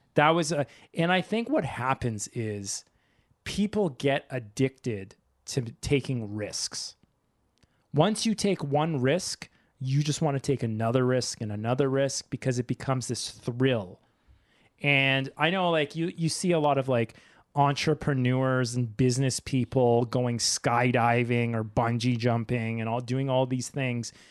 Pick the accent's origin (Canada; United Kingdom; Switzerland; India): Canada; also born or lived in Japan; my own country.